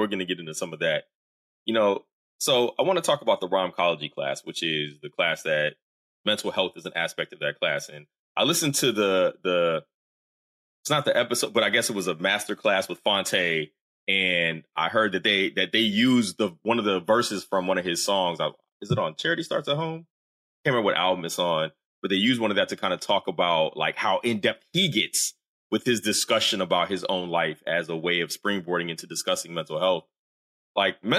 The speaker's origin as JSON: {"language": "English", "region": "the South", "country": "United States", "said": "I'm a Southerner."}